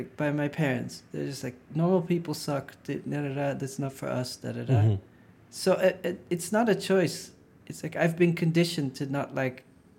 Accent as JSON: {"language": "English", "town": "Maastricht", "region": "Limburg", "country": "Netherlands", "tie": "born or raised there", "said": "I grew up in Maastricht, which is at the border with Belgium, and so weed was legal, semi-legal in the Netherlands and illegal in France and Belgium"}